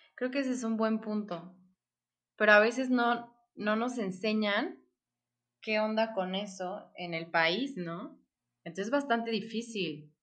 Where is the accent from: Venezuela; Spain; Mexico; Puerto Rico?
Mexico; como mexicana